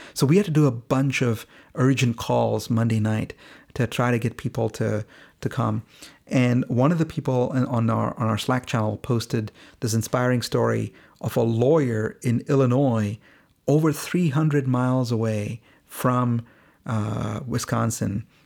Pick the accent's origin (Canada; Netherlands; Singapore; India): India; moved away; both of us are from India. We're both Indian origin immigrants